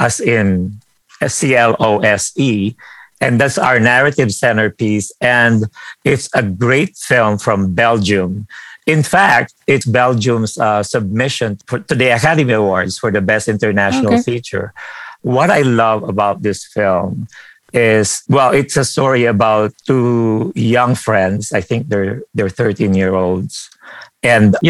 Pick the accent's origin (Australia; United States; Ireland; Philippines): Philippines; moved away; I grew up in the Philippines